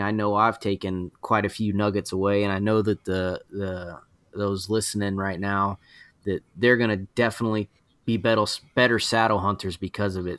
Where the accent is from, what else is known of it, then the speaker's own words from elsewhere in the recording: Georgia, United States; I'm from Georgia